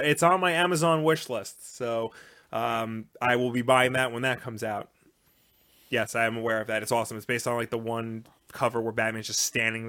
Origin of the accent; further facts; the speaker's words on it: New York, United States; We're on Long Island.